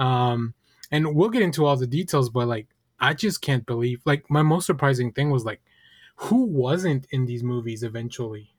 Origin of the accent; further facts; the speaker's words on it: Texas, United States; growing up in New York and Texas is still very different